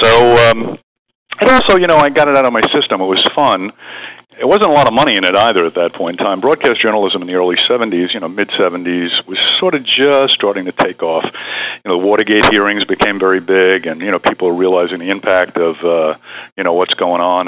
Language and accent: English; New York, United States; I was originally from New York